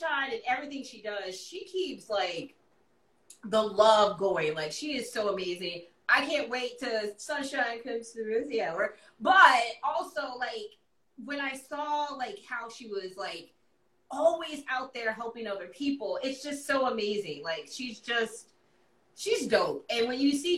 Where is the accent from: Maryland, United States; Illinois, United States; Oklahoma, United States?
Illinois, United States; Chicago; as a Chicagoan